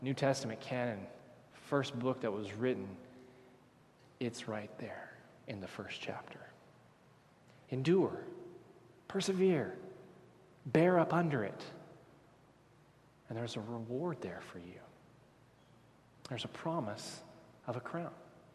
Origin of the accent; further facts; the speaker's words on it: Texas, United States; I'm from Texas.